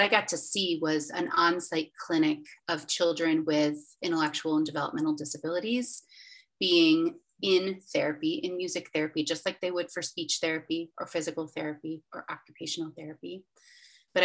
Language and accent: English; Western New York, United States; moved away as an adult; also born or lived in Charlotte, North Carolina; I'm from Western New York.